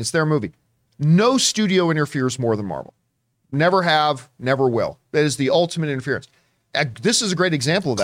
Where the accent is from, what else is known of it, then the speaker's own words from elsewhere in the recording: Canada; moved away as an adult; now in Southern California, United States; Being Canadian, I had to take, like, eight years of French